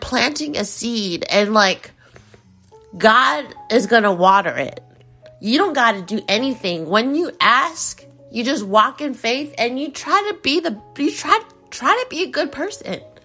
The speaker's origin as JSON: {"language": "English", "country": "United States", "said": "in the United States, in the, in my home country"}